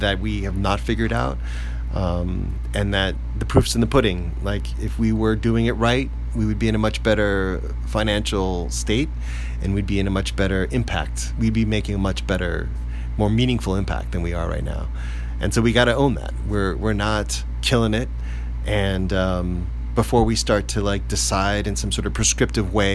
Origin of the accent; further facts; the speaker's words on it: Bay Area, California, United States; now in Los Angeles, United States; I'm from the Bay Area originally